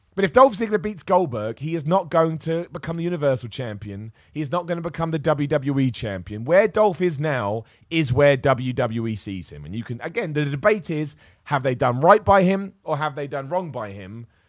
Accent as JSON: {"language": "English", "town": "Luton", "region": "East of England", "country": "United Kingdom", "tie": "born or raised there", "said": "I'm gonna be in Luton, my hometown"}